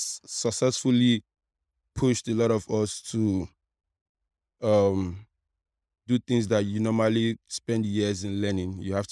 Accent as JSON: {"language": "English", "town": "Agungi", "region": "Lagos", "country": "Nigeria", "tie": "born or raised there", "said": "I grew up at Agungi here."}